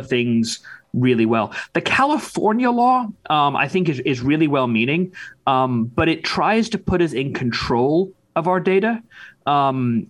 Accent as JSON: {"language": "English", "country": "United Kingdom", "moved": "yes", "lives_now": "United States", "said": "the United Kingdom, my home country"}